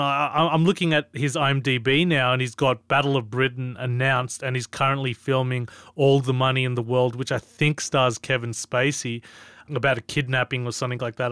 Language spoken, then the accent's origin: English; Australia; as an Australian